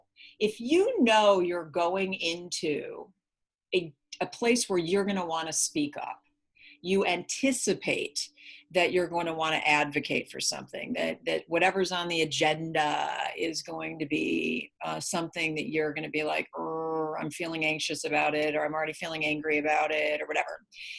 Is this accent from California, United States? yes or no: yes; California, United States; And I'm from California